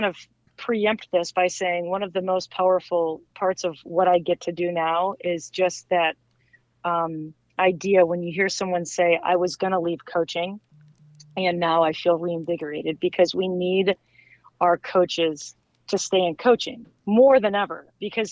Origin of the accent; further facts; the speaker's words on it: Midwest, United States; I'm from the Midwest.